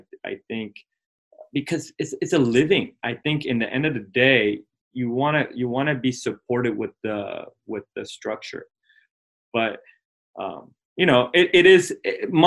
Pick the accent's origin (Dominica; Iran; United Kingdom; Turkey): Iran; my ethnicity is Persian. So I'm from Iran